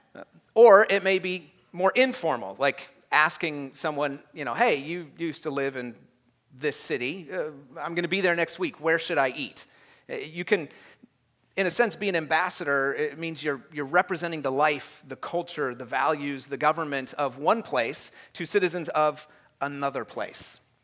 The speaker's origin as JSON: {"language": "English", "country": "United States"}